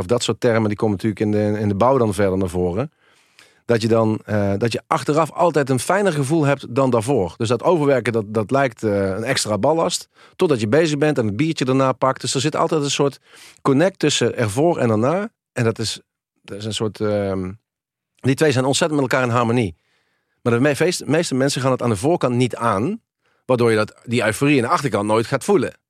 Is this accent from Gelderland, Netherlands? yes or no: no; Helmond, North Brabant, Netherlands; ik kom uit een, eh, nou, uit een eenvoudig arbeidersgezin uit Helmond, uit de Volkswijk. Eh, ik ben eh, met, met mijn zusje opgegroeid.